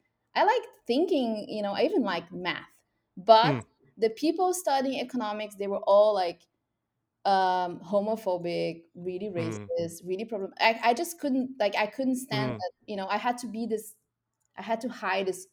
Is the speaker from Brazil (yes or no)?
yes; Brazil; moved away; I'm from Brazil originally